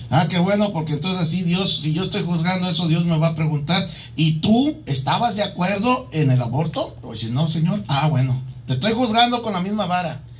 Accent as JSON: {"language": "Spanish", "region": "Mexico City", "country": "Mexico", "tie": "born or raised there", "also_born_or_lived": "Michoacán", "moved": "yes", "lives_now": "Arizona, United States", "said": "yo nací en la Ciudad de México"}